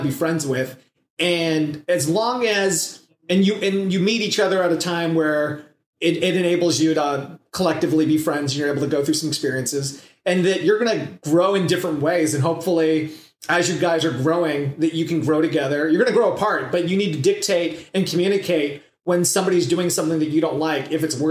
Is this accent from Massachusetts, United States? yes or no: no; Southern California, United States; I was raised in Southern California and was mainly in one city